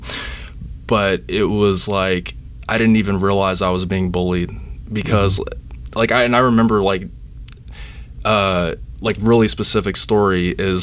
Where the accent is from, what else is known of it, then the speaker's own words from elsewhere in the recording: Dallas, Texas, United States; now in Charleston, United States; I'm originally from Dallas, Texas